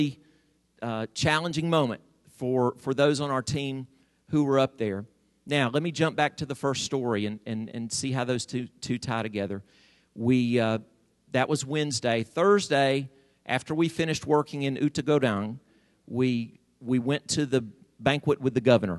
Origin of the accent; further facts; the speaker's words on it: United States; I'm an American